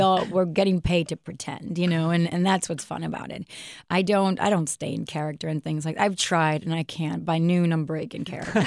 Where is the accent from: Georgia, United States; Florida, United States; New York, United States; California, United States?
New York, United States; New York City; I'm from Queens. Like, I speak my English my way